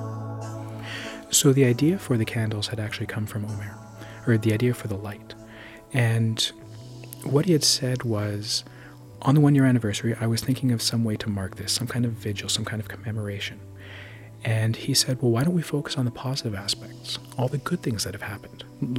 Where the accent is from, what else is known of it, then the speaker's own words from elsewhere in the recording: Thunder Bay, Ontario, Canada; growing up there